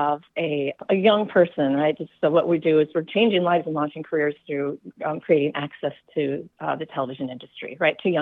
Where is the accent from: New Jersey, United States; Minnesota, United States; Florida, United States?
Minnesota, United States; Minneapolis; moved away as an adult; also born or lived in New York City; I grew up in Minneapolis